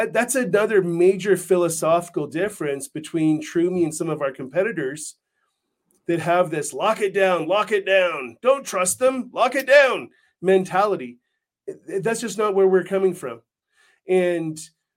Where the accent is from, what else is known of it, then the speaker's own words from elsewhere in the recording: Canada; now in United States; I'm from Canada